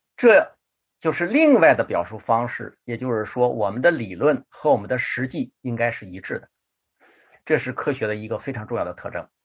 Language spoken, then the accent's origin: Chinese; China; 我们中国人